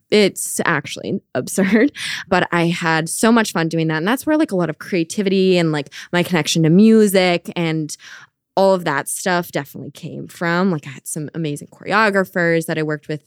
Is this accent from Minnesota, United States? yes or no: yes; Minnesota, United States; moved away as an adult; now in Providence, United States; I am originally from Minnesota, and I moved to Providence when I went to college